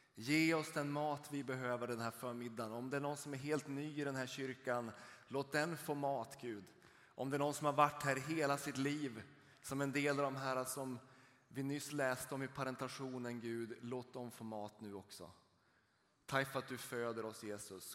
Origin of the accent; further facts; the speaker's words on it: rural Norrland, Sweden; Jag är uppvuxen uppe i ett litet samhälle ute i den norrländska landsbygden